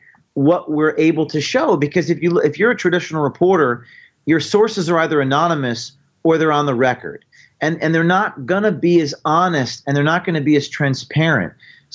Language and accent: English; New Jersey, United States; I'm from New Jersey. I'm new to the Missouri thing